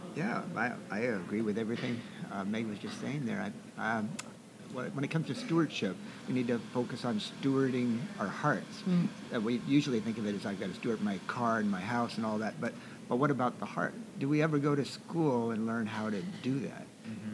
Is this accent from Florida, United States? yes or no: no; Seattle, Washington, United States; also born or lived in Camano Island; I grew up in uh, the Seattle area